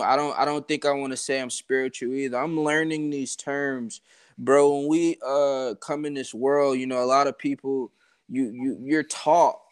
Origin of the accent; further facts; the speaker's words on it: Atlanta, Georgia, United States; I'm from Atlanta, bro. So I grew up like in Atlanta